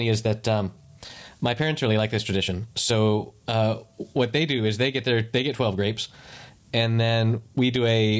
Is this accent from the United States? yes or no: yes; United States; moved away; as an American